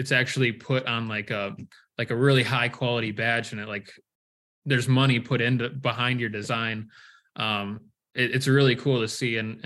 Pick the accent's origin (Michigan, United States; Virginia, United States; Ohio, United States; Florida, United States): Michigan, United States; moved away as an adult; now in Iowa, United States; I was born and raised in Michigan